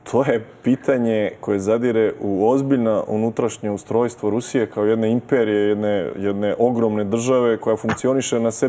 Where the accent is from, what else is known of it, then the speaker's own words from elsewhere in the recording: Serbia; Mi smo Srbi demokratski narod